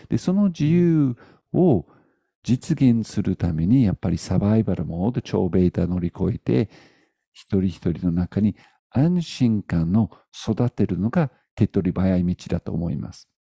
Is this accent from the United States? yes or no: no; United Kingdom; moved away; 僕は、うんまあ、イギリス人なんですよね。イギリス人なので、まあ、こういう見た目です。